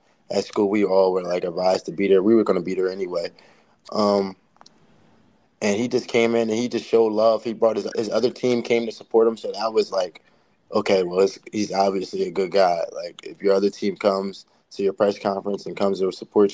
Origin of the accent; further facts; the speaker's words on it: New Jersey, United States; I'm from Jersey